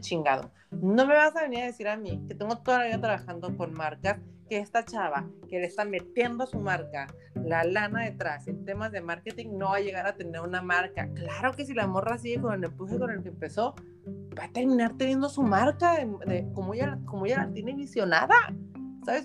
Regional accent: Baja California, Mexico; baja californiana de nuestra primera, o sea, de la ciudad, de la primera Miss Universo mexicana

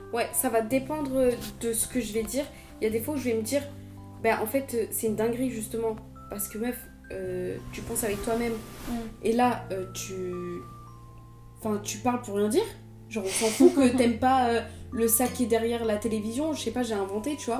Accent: Marseille, Provence-Alpes-Côte d'Azur, France; moi je viens de Marseille

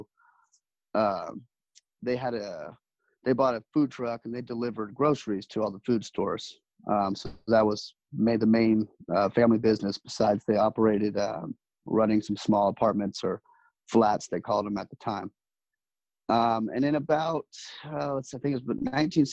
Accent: Texas, United States; now in California, United States; I grew up in Texas for the most part

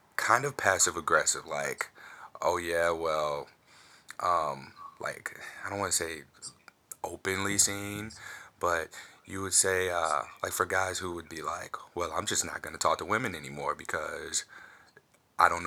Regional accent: St. Louis, Missouri, United States; I'm from St. Louis

